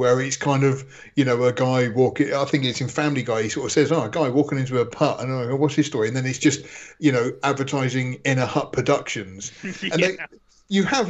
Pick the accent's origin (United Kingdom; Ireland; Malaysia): United Kingdom; accent: British; I am British. Listen to this accent. I speak the Queen's